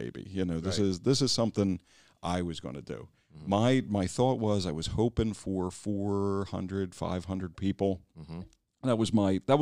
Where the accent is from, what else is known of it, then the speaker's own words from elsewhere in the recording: Wilmington, Delaware, United States; also born or lived in Philadelphia; I grew up in Wilmington. I was born 5th and Lincoln. I'm a Cleveland Heights kid